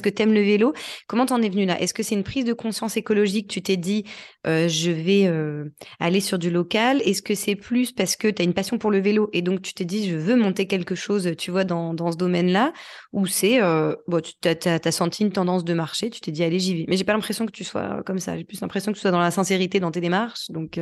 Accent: France; on est français

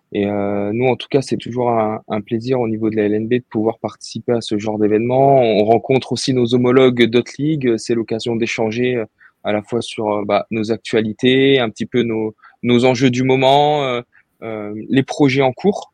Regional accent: Bordeaux, Nouvelle-Aquitaine, France; moved away as an adult; je suis originaire de Bordeaux à la base. J'ai fait euh, toutes mes études euh, là-bas

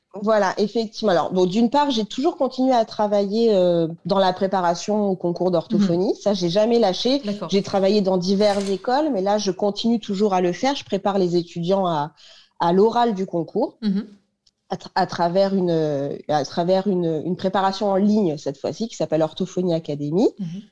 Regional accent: Paris, Île-de-France, France; je suis parisienne, donc j'ai fait mes études à Paris.

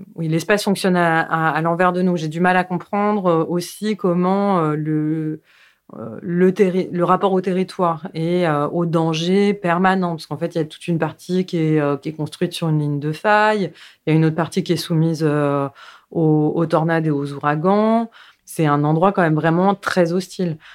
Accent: Paris, Île-de-France, France; je suis née à Paris, donc euh, j'ai passé mes plus jeunes années à Paris, puis après on a déménagé en banlieue, et après je suis retournée à Paris

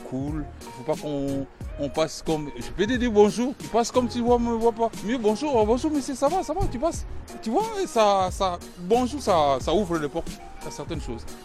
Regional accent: the North, Nord, France; now in Mulhouse, France; je ne suis pas d'ici. Parce que je vis ici, parce que je travaille ici, mais je suis du Nord

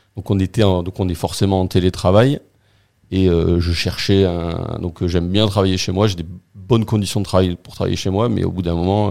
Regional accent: southern France, France; also born or lived in Béthune; now in Marseille, France; je suis arrivé dans le sud, j'avais 6 ans

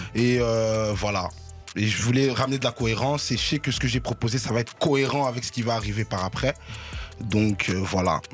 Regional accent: Brussels, Brussels-Capital Region, Belgium; je suis né là. Mhm. C'est la commune là où j'ai grandi

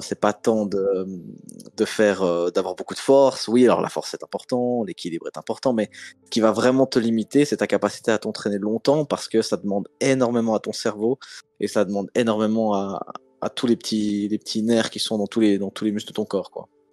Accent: Switzerland; Moi je viens quand même de Suisse, comme mon Instagram …. Mes racines sont en Suisse

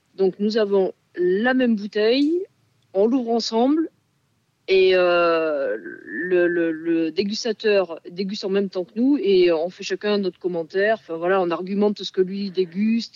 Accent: Landes, Nouvelle-Aquitaine, France; je viens des Landes avec des grands-parents euh, paysans, bergers

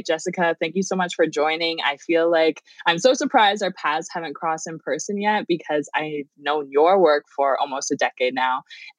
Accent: Medicine Hat, Alberta, Canada; Cree. Yeah, and no I grew way. Up in Medicine Hat, Alberta. I didn't grow up on the res.

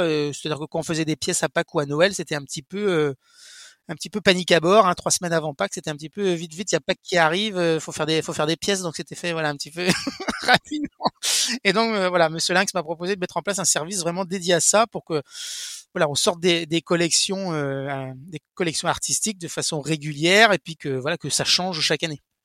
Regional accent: Brittany, France; je suis breton

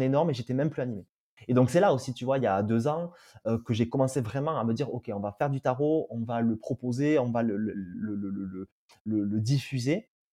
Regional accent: Tarbes, Occitania, France; je suis du sud-ouest de la France. Je suis né à Tarbes et j'ai grandi à Tarbes à côté de Lourdes.

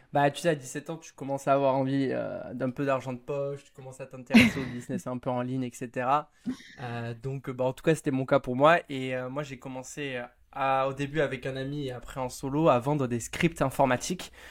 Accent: Hossegor, Nouvelle-Aquitaine, France; je suis né vraiment au bord de mer, à Osegor.

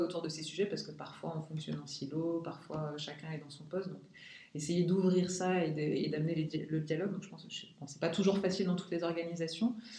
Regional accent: Lorraine, Grand Est, France; also born or lived in Paris; ma région d'origine, donc la Lorraine

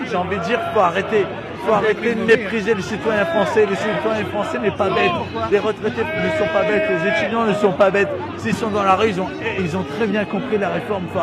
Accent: Beaumont-sur-Oise, Île-de-France, France; Moi je viens de Beaumont-sur-Oise, je vais vous dire je viens de Beaumont-sur-Oise.

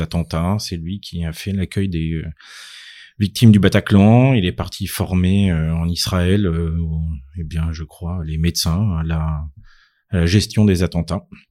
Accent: Clermont-Ferrand, Auvergne-Rhône-Alpes, France; moved away as an adult; now in Paris, France; J'ai grandi euh, à Clermont-Ferrand dans euh, une famille de médecins

